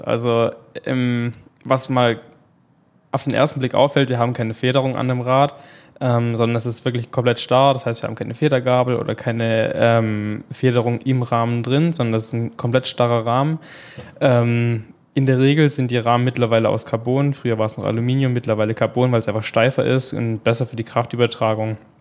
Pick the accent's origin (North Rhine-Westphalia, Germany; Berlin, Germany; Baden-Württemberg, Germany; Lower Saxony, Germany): Baden-Württemberg, Germany; Pleidelsheim; bei uns in Pleidelsheim, wo ich eigentlich herkomme